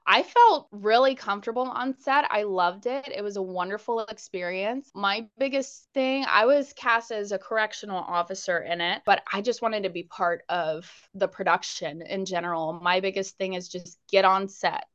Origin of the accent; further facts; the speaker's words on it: Jacksonville, Florida, United States; also born or lived in Pensacola, Florida / Las Vegas; I was born in Pensacola, Florida, but then I moved here when I was a baby, and this place is home